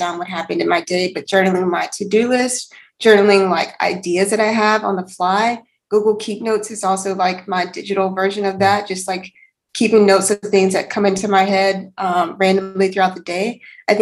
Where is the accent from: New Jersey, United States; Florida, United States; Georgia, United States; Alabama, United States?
Alabama, United States; moved away; I'm actually originally from Alabama.